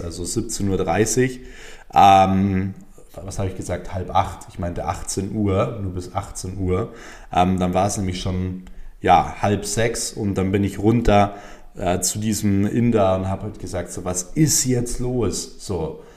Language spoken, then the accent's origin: German; Germany; bei uns in Deutschland